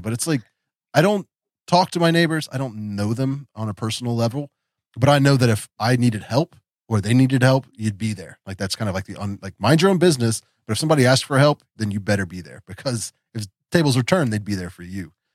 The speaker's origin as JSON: {"language": "English", "region": "West Virginia", "country": "United States", "tie": "born or raised there", "also_born_or_lived": "Florida", "said": "I grew up here in West Virginia"}